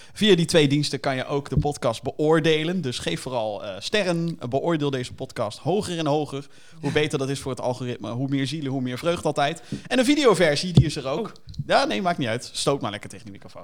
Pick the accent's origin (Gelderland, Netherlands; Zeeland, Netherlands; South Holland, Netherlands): South Holland, Netherlands; Rotterdam; Kan je dan horen dan, dat we uit Rotterdam komen